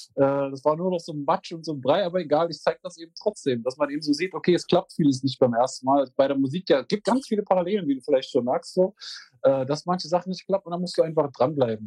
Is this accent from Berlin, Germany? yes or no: no; Magdeburg, Saxony-Anhalt, Germany; ich komme aus Magdeburg